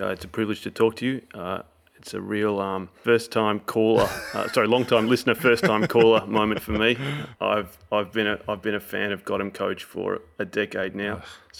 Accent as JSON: {"language": "English", "country": "Australia", "said": "Yes, I am. I am fully Australian."}